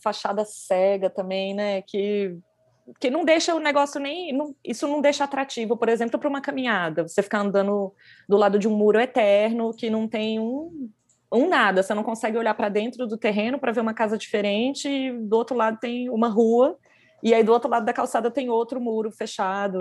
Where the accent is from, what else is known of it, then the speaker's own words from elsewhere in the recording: Goiás, Brazil; now in São Paulo, Brazil; A gente é do Goiás